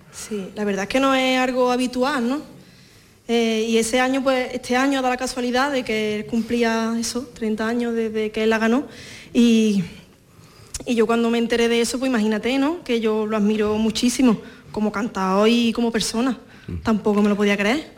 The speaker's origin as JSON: {"language": "Spanish", "town": "Fuente Palmera", "region": "Andalusia", "country": "Spain", "tie": "born or raised there", "said": "Hija, de predilecta de Fuente Palmera. Fuente Palmera es, digamos, el municipio y tiene varias aldeas y una de ellas es la mía"}